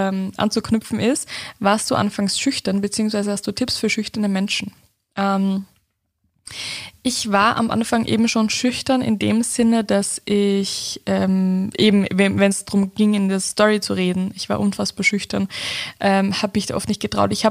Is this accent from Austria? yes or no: yes; Upper Austria, Austria; ich komme ja aus Oberösterreich, da ist der Dialekt auch nochmal anderer als jetzt, wie ich jetzt rede.